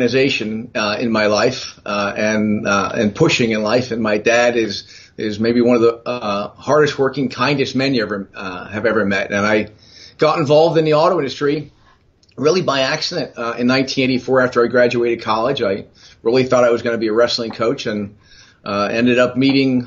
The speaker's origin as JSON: {"language": "English", "town": "Allentown", "region": "Pennsylvania", "country": "United States", "tie": "born or raised there", "said": "I was born and raised in Allentown, Pennsylvania"}